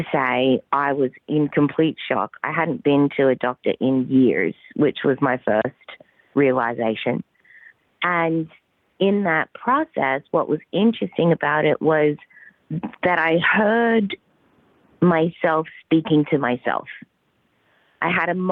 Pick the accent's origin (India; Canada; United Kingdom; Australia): Australia; accent: Australian; also born or lived in Southern California; now in California, United States; I was born and bred in the Australian outback.